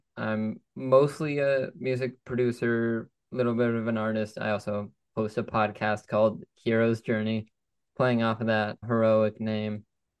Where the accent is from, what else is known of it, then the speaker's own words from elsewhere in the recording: Los Angeles, California, United States; So I grew up in Los Angeles, still probably my favorite city in the world. I love it there. I go back whenever I can, and I'll actually be heading out back to California for college.